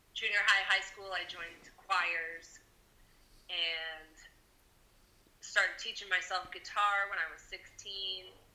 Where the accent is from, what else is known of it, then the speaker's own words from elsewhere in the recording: Deerfield, Illinois, United States; also born or lived in Chicago / Puerto Vallarta; now in Wheeling, United States; I grew up in Deerfield, Illinois, in the suburbs, the north suburb